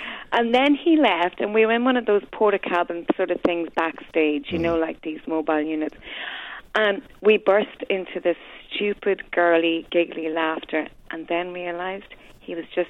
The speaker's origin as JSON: {"language": "English", "country": "Ireland", "said": "I am Irish"}